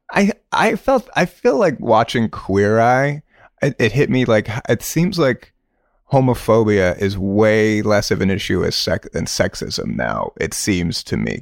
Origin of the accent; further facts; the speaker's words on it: Stow, Massachusetts, United States; moved away as an adult; also born or lived in upstate New York; Stowe is, you know, is a, it's very, um, Irish Catholic community. Um, my schooling was, uh, a public school. This, uh, place called Neshoba Regional High School.